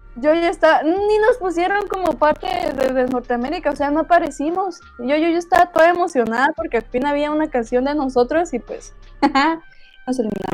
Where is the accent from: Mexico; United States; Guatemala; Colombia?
Guatemala; moved away